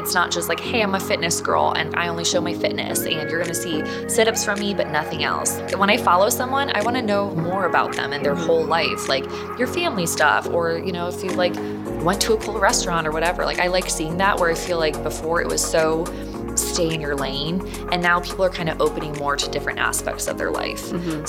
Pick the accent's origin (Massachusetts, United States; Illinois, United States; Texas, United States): Illinois, United States; So I am originally from the Chicago suburbs, made my way out to ASU. That's where, you know, I've since kind of settled down afterwards. But after college, I moved back to Chicago